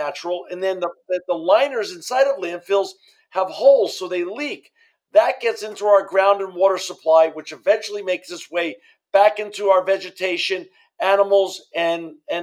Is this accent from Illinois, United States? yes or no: no; New York City, New York, United States; now in Fresno, United States; I grew up in New York City, and I now live in Fresno, California, with my wife and children and my granddaughter.